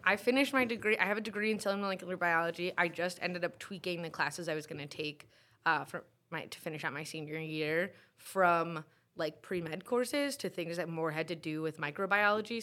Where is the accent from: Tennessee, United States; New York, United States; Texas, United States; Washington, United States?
New York, United States; New York City; moved away as an adult; also born or lived in Binghamton / Brooklyn; now in Syracuse, United States; I grew up in Queens